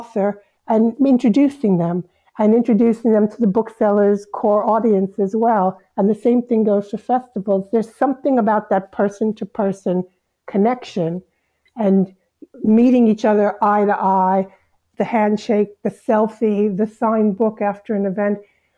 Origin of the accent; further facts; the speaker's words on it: United States; moved away as an adult; now in Scotland, United Kingdom; even after 22 years living in Scotland, there's a lot of popular culture I missed growing up in America.